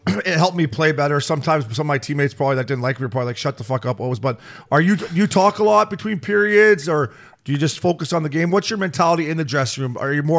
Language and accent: English; Canada; I'm Canadian.